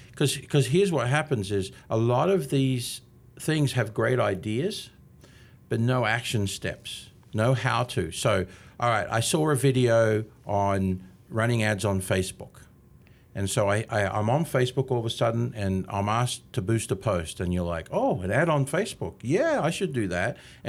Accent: Australia; now in Canby, United States; But, you know, 27 and a half years here from Australia. And apparently, I haven't lost my accent yet.

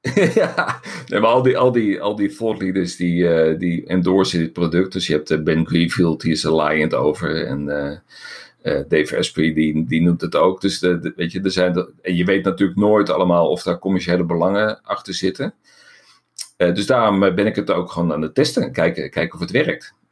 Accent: Netherlands; wij zijn Nederlanders.

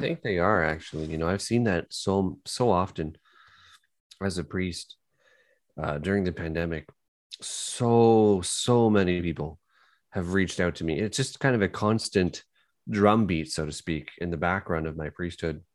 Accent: Kitchener, Ontario, Canada; I'm from Kitchener

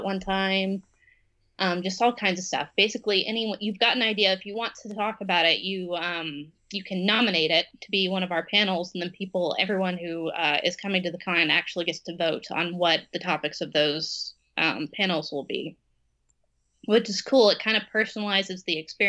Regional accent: Texas, United States; we're from Texas, so this is a red state

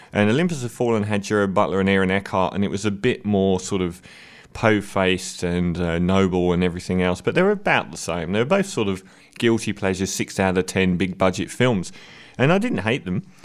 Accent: London, United Kingdom; as a Londoner

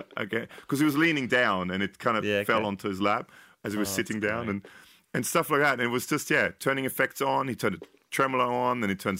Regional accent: United Kingdom; I mean, I'm British, but.

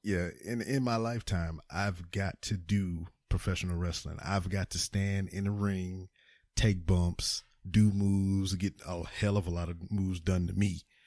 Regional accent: Lake Charles, Louisiana, United States; moved away as an adult; now in Houston, United States; I'm from Lake Charles. Lake Charles is in Louisiana

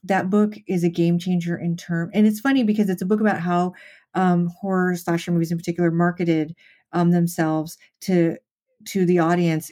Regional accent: Las Vegas, Nevada, United States; I grew up in Las Vegas

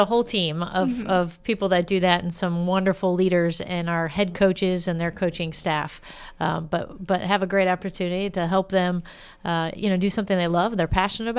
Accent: St. Louis, Missouri, United States; So if you're from St. Louis, that's all that matters is what high school you went to.

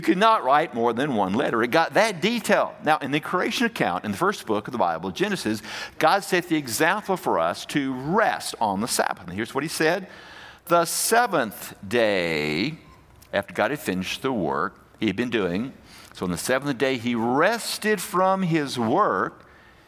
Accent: Fairfield, Alabama, United States; we were growing up in Alabama, and the church we went to was Fairfield Highlands Baptist Church

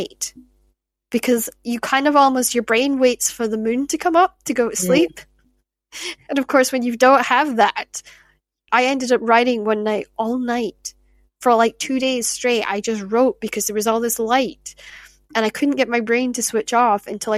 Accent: Shetland, Scotland, United Kingdom; moved away; growing up in Shetland

